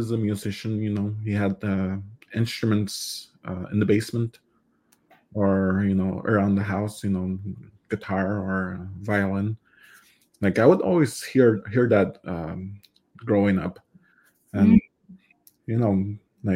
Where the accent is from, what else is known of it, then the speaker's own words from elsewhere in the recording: Waswanipi and Chisasibi area, northern Quebec, Canada; first language Cree; English is a second language; also born or lived in Ottawa, Canada; now in Smiths Falls, Canada; I am from Jessassabe and Oshkagnish. They're both located in northern Quebec.